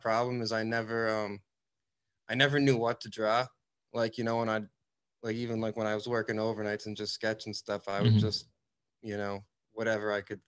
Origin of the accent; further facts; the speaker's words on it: Worcester, Massachusetts, United States; I grew up in Worcester